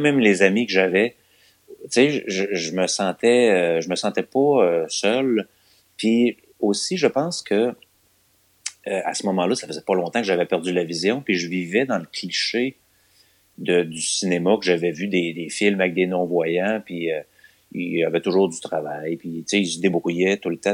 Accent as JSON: {"language": "French", "town": "Longueuil", "region": "Quebec", "country": "Canada", "tie": "born or raised there", "lives_now": "Lévis, Canada", "said": "je suis né à Longueuil. Ah, ok. En je suis un gars de Longueuil. Euh, en 1978, j'ai 42 ans donc. Et ouais, j'ai été à Longueuil les 12 premières années de ma vie"}